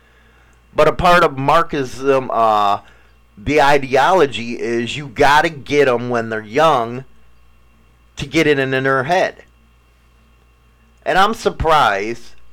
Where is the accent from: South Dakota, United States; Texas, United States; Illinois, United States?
Illinois, United States; Chicago; moved away; I'm from Chicago